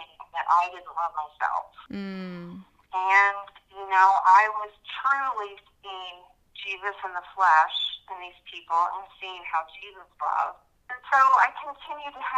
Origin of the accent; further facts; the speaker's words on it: Virginia, United States; moved away as an adult; now in Idaho, United States; I'm currently living in Idaho, but I was actually born and raised in Virginia and lived most of my life, well, the first 18 years of my life in Virginia